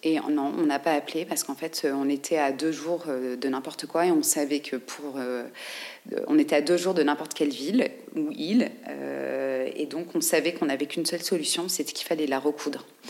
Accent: France; en tant que navigateur français

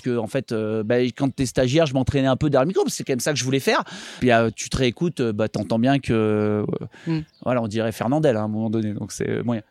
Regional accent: Les Orres, Provence-Alpes-Côte d'Azur, France; now in Paris, France; Les Ors, Vars, Serre Chevalier, Montgenèvre. Voilà, c'est là où j'ai grandi, où j'ai appris à skier

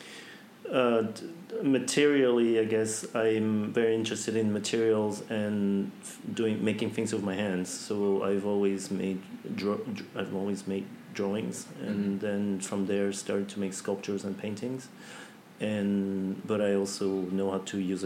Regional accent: French Polynesia; also born or lived in United States; I grew up in Tahiti. I had the chance to be born in the US

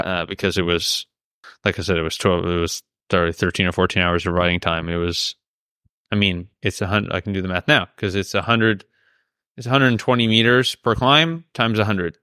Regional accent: Canada; now in Andorra; I'm a Canadian citizen.

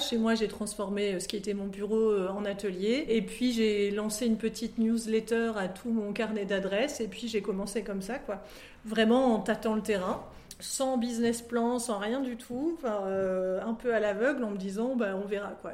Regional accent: France; moved away as an adult; also born or lived in Lille; now in Brussels, Belgium; je suis française et j'habitais à Lille

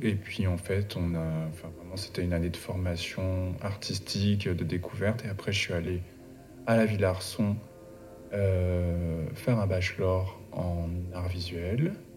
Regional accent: Paris suburbs, Île-de-France, France; also born or lived in Guadeloupe; je suis né en Guadeloupe. Euh, j'ai J'y grandi jusqu'à mes 8 ans. Ensuite, j'ai déménagé avec ma famille en banlieue parisienne

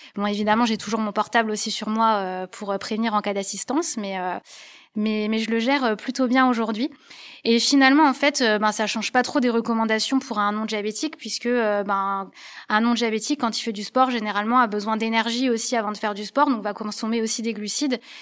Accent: Lorraine, Grand Est, France; now in Lyon, France; je suis originaire de Lorraine, le pays où il fait un petit peu froid

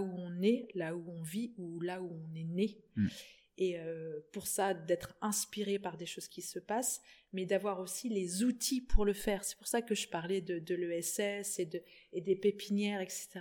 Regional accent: Plouër-sur-Rance, Brittany, France; je suis de Plouer, je suis partie, je suis revenue

